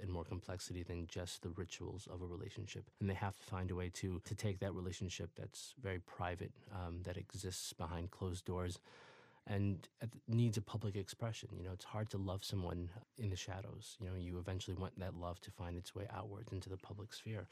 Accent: Peoria, suburbs of Chicago, Illinois, United States; also born or lived in Ethiopia; I grew up first in Peoria, Illinois, after my family left Ethiopia, and then in the suburbs of Chicago

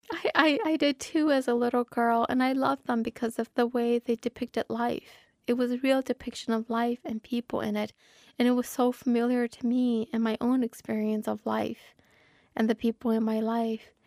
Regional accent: Minnesota, United States; I'm a Minnesotan author, that I come from the most literary state in the nation.

